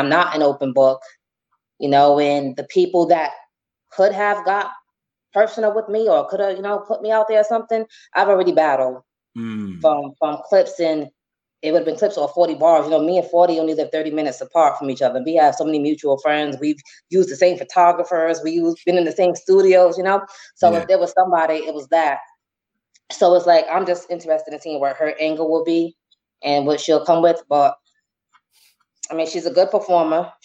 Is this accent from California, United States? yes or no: no; Rhode Island, United States; accent: Rhode Island; moved away as an adult; I'm from Rhode Island